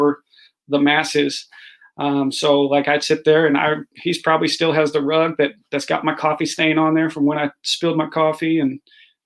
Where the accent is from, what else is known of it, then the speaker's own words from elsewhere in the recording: Austin, Texas, United States; now in St. Louis, United States; born and raised Austin, Texas